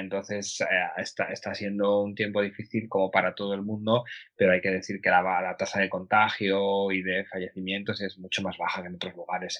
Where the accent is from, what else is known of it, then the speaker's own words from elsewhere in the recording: Aranda de Duero, Castile and León, Spain; moved away as an adult; now in Vienna, Austria; vivo en Viena, eh, pero soy de Aranda de Duero, de Burgos